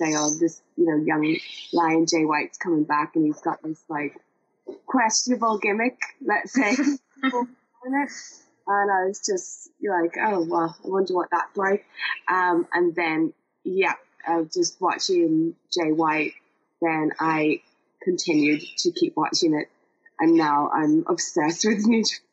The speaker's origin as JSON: {"language": "English", "country": "Ireland", "said": "being an Irish person that supports all other Irish people"}